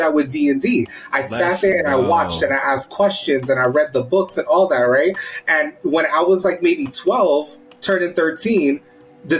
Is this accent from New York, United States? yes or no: yes; New York City, New York, United States; I'm born and raised in the Bronx, right? Black Puerto Rican here